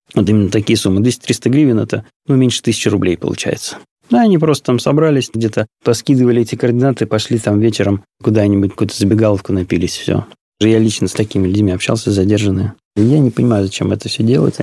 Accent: Odesa, Odesa Oblast, Ukraine; first language Russian; moved away as an adult; now in Moscow, Russia; большую часть жизни я провел в Одессе. Я там родился, там пошел в школу

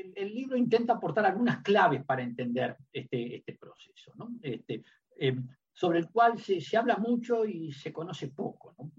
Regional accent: Uruguay; dos diplomáticos uruguayos

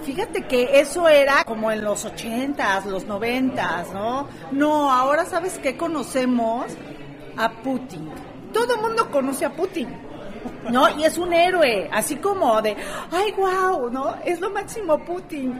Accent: Mexico

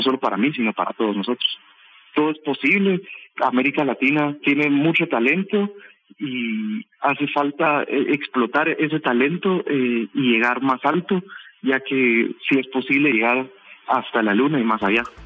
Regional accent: Guatemala; nosotros siendo jóvenes guatemaltecos

